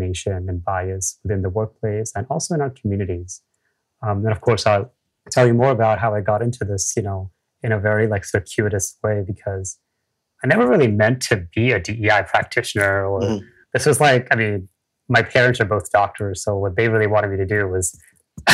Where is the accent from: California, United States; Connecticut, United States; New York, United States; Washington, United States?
New York, United States; New York City; I grew up again in the US